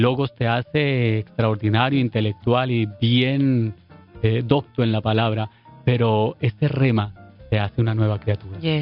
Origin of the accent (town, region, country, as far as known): Colombia; moved away as an adult; now in Puerto Rico